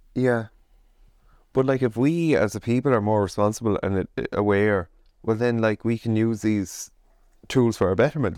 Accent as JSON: {"language": "English", "country": "Ireland", "said": "we as Irish people"}